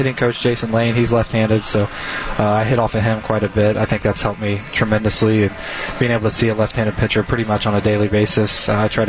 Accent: Ohio, United States; now in Milwaukee, United States; I grew up in Ohio, so it's got a very Midwest feel

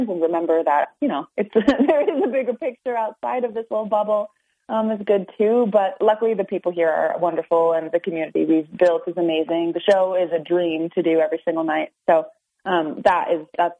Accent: Norwich, United States; also born or lived in Afton; I grew up in Norwich. I actually was originally from Afton. We started there, and then we moved to Norwich when I was young.

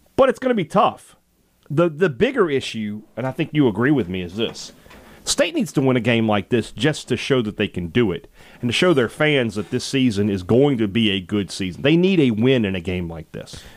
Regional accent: Vicksburg, Mississippi, United States; my hometown of Vicksburg, Mississippi

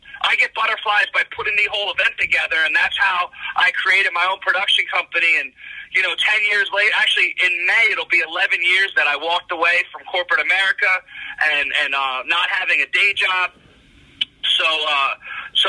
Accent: Morristown, New Jersey, United States; also born or lived in New York; I grew up in South Jersey. I actually grew up in Morristown, just a neighboring town of where you grew up

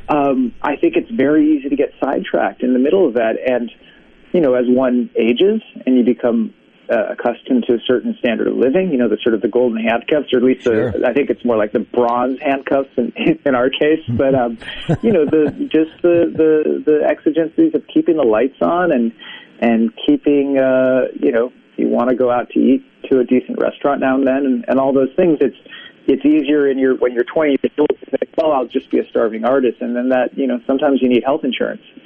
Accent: West Coast, United States; now in Brooklyn, United States; I'm originally from the West Coast, but I've been out here for uh, for quite a while, uh, last 20 years or so.

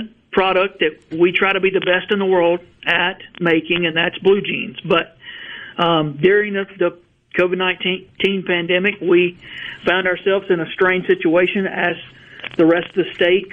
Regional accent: Verona, Mississippi, United States; I grew up in Verona, just outside of Tupelo, and my factory is about 12 miles from the house I grew up

